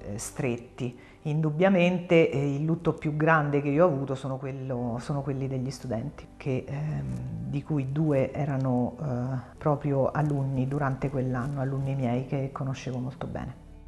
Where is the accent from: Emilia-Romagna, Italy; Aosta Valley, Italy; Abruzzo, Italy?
Abruzzo, Italy; Avezzano; now in L'Aquila, Italy; Sono nata ad Avezzano e Avezzano è eh, la cittadina abruzzese più famosa per il terremoto del 1915